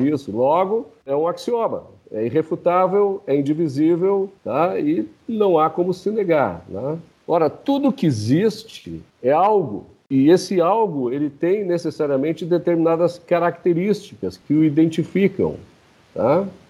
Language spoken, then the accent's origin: Portuguese; Brazil; Nós, como brasileiros aqui